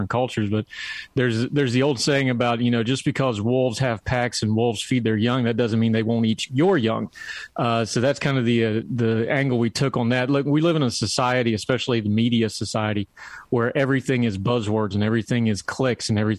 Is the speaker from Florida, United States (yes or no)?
no; West Virginia, United States; also born or lived in Germany; I'm a hillbilly from West Virginia